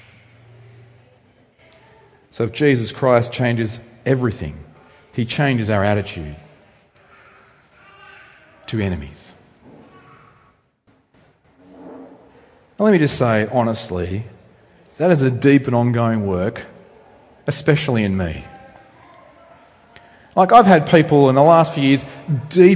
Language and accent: English; Australia; You can tell I'm from Australia, I hope, by how I speak. Although Australians have slightly different accents. So I come from rural Australia